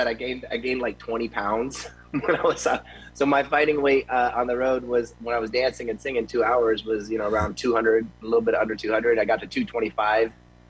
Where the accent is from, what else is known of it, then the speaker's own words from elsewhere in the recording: Tampa, Florida, United States; moved away as an adult; now in Las Vegas, United States; And so, but I am from Tampa. I grew up in Tampa when I was 8 years old